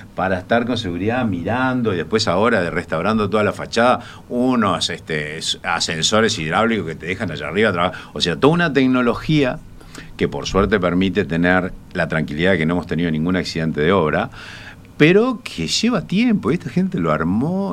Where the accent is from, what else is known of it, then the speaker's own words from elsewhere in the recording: Colonia del Sacramento, Colonia, Uruguay; yo soy coloniense. nací, en Colonia de Sacramento, así que te imaginarás que me eduqué viendo un lugar